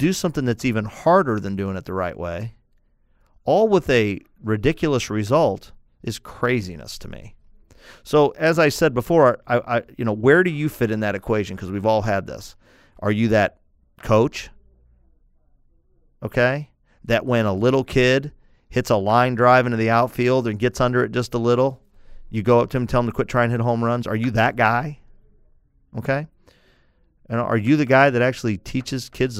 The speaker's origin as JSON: {"language": "English", "town": "St. Louis", "region": "Missouri", "country": "United States", "said": "I'm from St. Louis, the Cardinals in the 80s"}